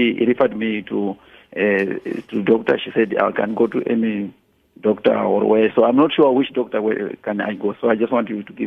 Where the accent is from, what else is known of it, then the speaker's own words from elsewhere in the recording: Malawi; I'm from Malawi